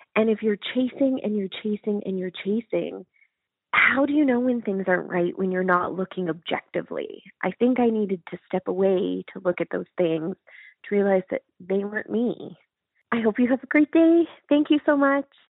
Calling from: Calgary, Alberta, Canada; I'm calling from Calgary, Alberta, Canada

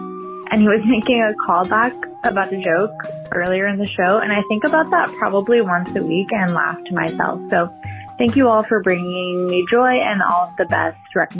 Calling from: New York City, New York, United States; I'm calling from Brooklyn.

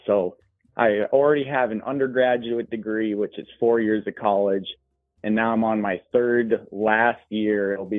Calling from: Grand Forks, North Dakota, United States; Grand Forks, North Dakota. Shout out UND, baby.

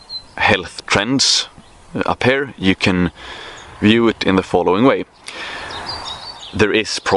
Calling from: Sweden; English is a second language; I'm checking in from Paradise, aka Sweden, in May. Feels absolutely great, mate.

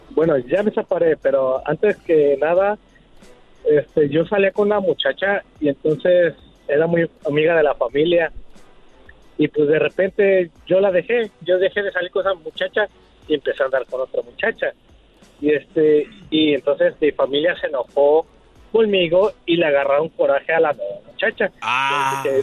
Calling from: Hollister, California, United States; De Hollister.

